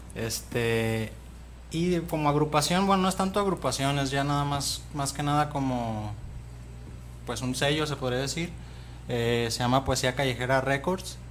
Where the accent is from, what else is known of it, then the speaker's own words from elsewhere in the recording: Guadalajara, Jalisco, Mexico; yo soy de por el mercado de Abastos, Polanco, este, Isla Raza, todas esas zonas